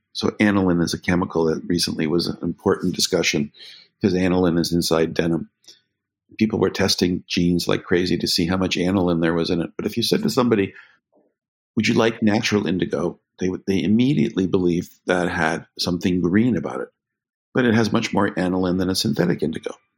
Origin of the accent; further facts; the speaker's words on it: Canada; I grew up in Canada